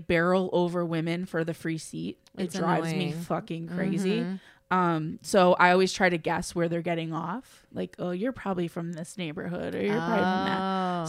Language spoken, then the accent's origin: English; Chicago, Illinois, United States; also born or lived in The Island, Chicago; where I grew up in Garfield Ridge